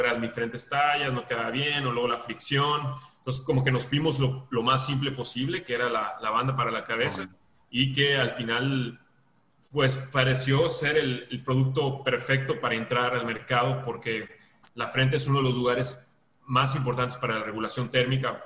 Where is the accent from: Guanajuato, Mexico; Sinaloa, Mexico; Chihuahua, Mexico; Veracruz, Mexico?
Veracruz, Mexico; now in Monterrey, Mexico; yo soy de Veracruz y luego estoy viviendo en Monterrey